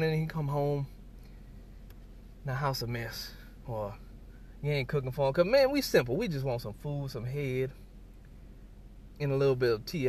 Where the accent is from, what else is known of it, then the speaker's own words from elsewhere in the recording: New Orleans, Louisiana, United States; I'm from the South, from New Orleans.